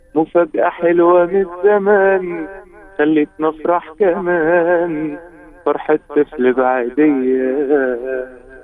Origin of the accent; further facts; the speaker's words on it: Egypt; احنا عندنا في مصر